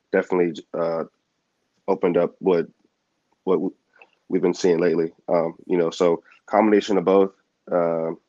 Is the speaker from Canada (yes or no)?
no; Houston, Texas, United States; get drafted, and then by my hometown